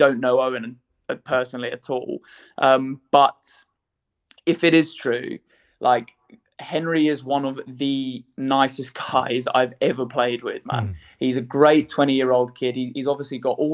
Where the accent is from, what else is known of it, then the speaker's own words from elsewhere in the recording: England, United Kingdom; I'm English